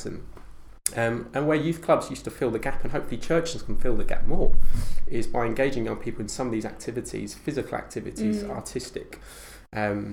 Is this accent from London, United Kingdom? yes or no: yes; Sutton, London, United Kingdom; also born or lived in Bradford; Sutton's my hometown in Greater London